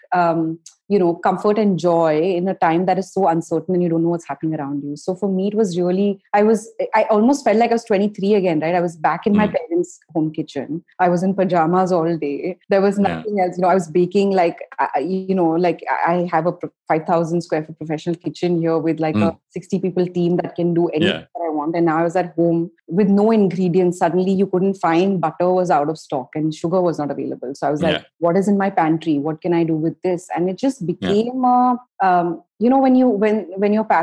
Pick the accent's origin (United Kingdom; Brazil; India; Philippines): India; as an Indian entrepreneur